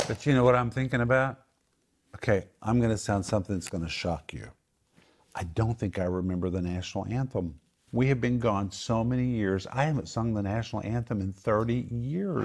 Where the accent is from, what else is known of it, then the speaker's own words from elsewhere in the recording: Oklahoma, United States; I grew up in Oklahoma, I never saw a tornado